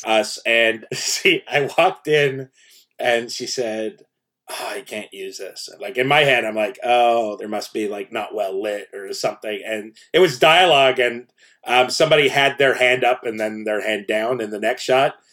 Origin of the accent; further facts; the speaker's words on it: Canada; I grew up in Canada